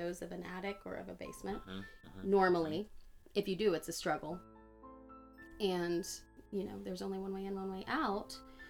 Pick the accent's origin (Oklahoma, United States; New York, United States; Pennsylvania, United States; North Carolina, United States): Oklahoma, United States; now in Texas, United States; I grew up in Oklahoma